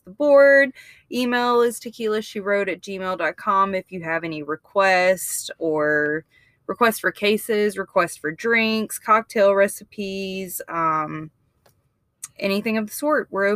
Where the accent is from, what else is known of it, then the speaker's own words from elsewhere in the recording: Mississippi, United States; I'm from Mississippi